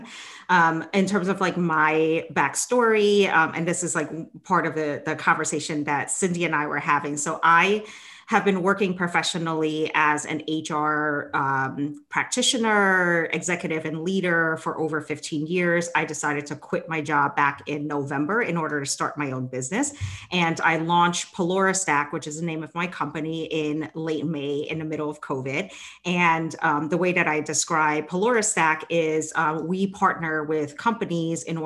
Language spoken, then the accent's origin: English; New York City, New York, United States; also born or lived in Cambodia; I grew up in Brooklyn